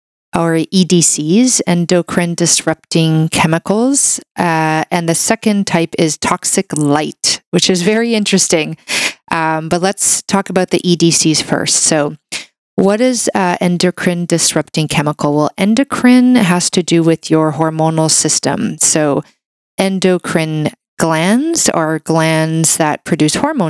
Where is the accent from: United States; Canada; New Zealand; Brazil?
Canada; a Canadian medical doctor